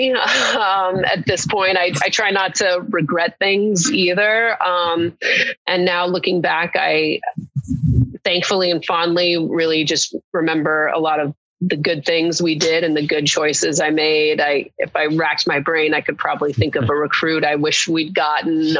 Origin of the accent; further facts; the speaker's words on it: West Coast, United States; also born or lived in Williamstown, Massachusetts; now in Los Angeles, United States; And I'm from the West Coast originally.